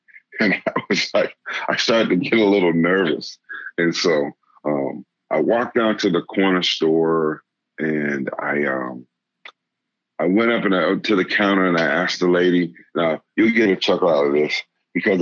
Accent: Boston, Massachusetts, United States; moved away as an adult; now in Alaska, United States; I was coming from the East Coast and, you know, in the Boston area, living in a city. And I'd never been that far away from home.

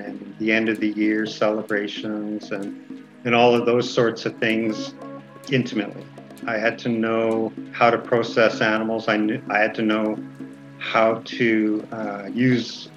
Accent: Kamloops, British Columbia, Canada; I am from Tkamloops, just outside the city of Kamloops, BC.

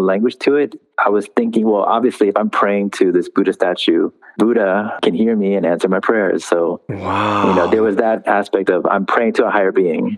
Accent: United States; I actually grew up here in the States.

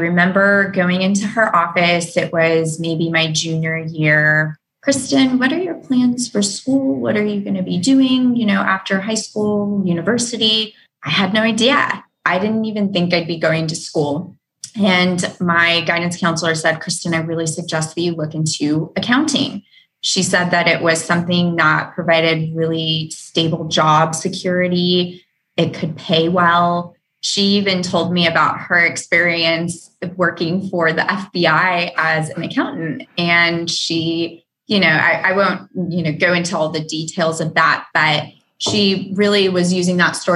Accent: Reno, Nevada, United States; moved away as an adult; also born or lived in Houston, Texas / Dallas, Texas; working for that smaller firm in my hometown of Reno, Nevada

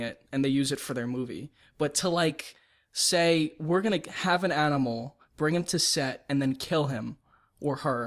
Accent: New York, United States; I grew up in New York and Queens

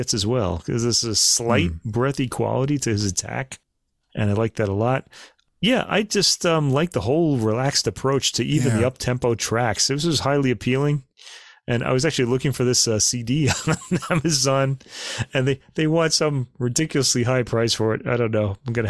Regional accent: New York City, New York, United States; I was born in Brooklyn

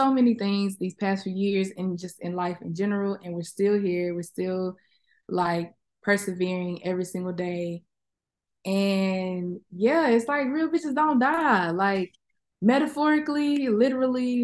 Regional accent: Little Rock, Arkansas, United States; moved away; also born or lived in Atlanta, Georgia / Houston, Texas; growing up in the South, living in the South, and having, you know, the Southern experience, whether it's me living in Little Rock, me living in Atlanta, me living in Houston

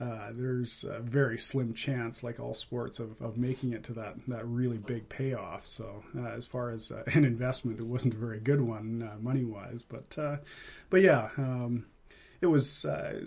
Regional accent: Vancouver, British Columbia, Canada; also born or lived in Quesnel, British Columbia; now in Maple Ridge, Canada; I was born in Quesnel. I spent most of my time growing up in Vancouver

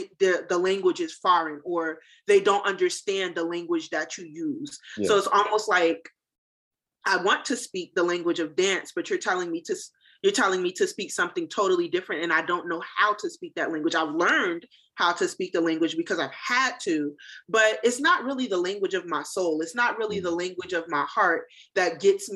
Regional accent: New Jersey, United States; now in North Carolina, United States; I'm from New Jersey, mm-hmm. You know, Jersey girl through and through

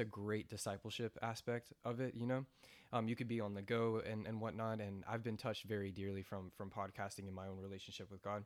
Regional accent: United States; also born or lived in New York; I grew up on that farm

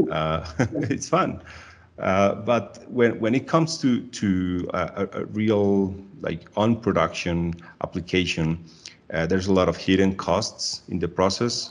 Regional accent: Medellin, Antioquia, Colombia; I'm originally from Medellin, Colombia

